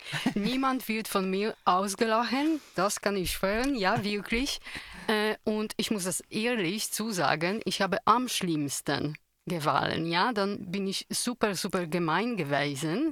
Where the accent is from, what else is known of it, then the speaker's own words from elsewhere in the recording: Poland; German is a second language; now in Tyrol, Austria; Polen, woher ich komme ursprünglich